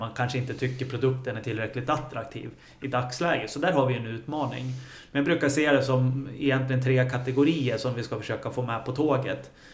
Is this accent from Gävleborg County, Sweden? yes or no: yes; Gävle, Gävleborg County, Sweden; som många andra killar som är födda och uppvuxna här i Gävle